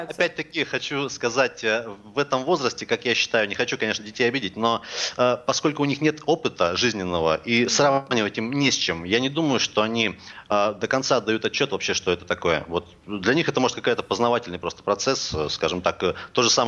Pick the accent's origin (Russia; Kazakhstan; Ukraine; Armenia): Russia; Я все-таки считаю, хоть я сам татарин, будучи человеком религиозным, если бы я им был, вернее.